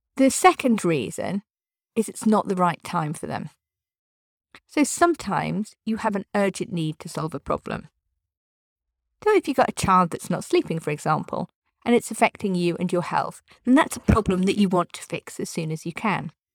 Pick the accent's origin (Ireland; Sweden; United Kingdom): United Kingdom; I'm British.